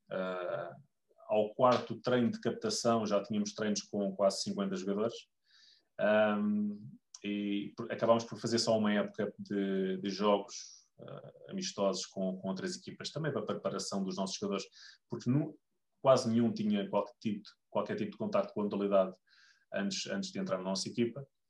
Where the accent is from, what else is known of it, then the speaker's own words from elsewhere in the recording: Lisbon, Portugal; eu sou de Lisboa